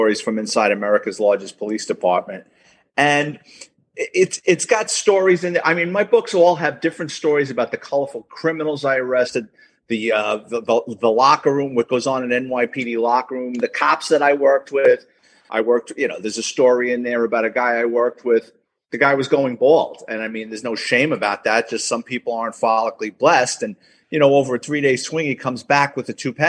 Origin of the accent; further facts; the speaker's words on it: New York City, New York, United States; I was born and raised in the Bronx